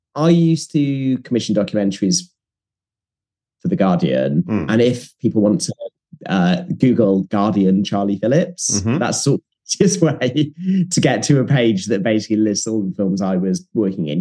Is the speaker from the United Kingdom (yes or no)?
yes; Leeds, Yorkshire and the Humber, United Kingdom; I grew up in Leeds